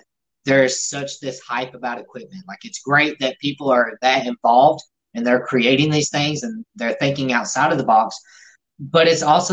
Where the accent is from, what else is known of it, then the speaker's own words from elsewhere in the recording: the South, United States; We're from the South